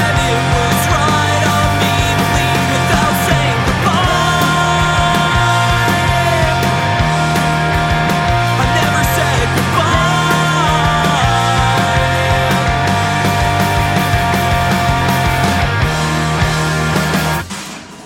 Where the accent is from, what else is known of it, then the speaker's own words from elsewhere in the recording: Cleveland, Ohio, United States; now in Cincinnati, United States; I'm from Cleveland